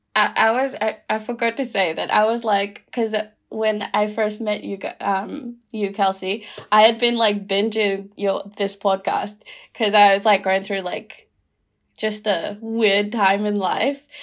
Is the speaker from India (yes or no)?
no; Rotuma, Fiji; now in Christchurch, New Zealand; I'm from Rotuma